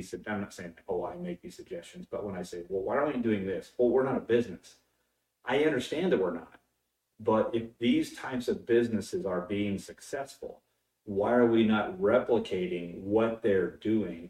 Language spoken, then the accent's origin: English; Texas, United States; I'm from Texas